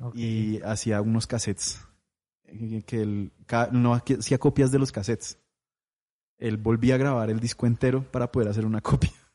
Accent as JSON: {"language": "Spanish", "town": "Popayán", "region": "Cauca", "country": "Colombia", "tie": "born or raised there", "moved": "yes", "lives_now": "Bogotá, Colombia", "said": "yo crecí en Popayán"}